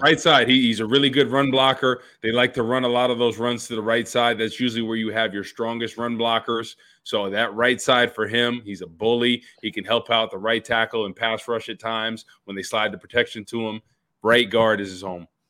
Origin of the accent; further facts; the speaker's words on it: New Jersey, United States; I'm from Jersey